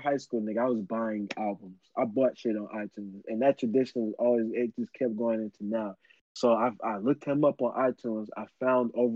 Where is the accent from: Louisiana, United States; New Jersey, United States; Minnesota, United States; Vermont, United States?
New Jersey, United States; now in Dallas, United States; I was born and raised here